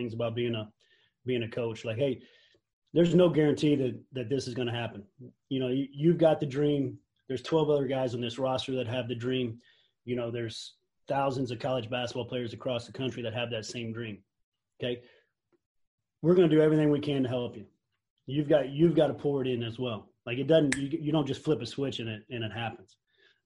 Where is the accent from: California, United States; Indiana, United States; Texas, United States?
Indiana, United States; I'm from Indiana